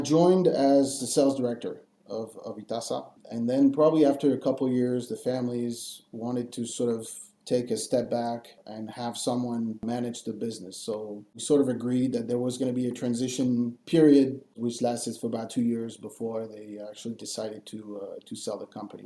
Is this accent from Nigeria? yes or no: no; Paris, Île-de-France, France; moved away as an adult; also born or lived in Angoulême, France / California, United States / Boston, United States / Sydney, Australia; when I was one year old, my parents moved up to Paris. So I was raised in Paris and I studied in Paris before moving to the US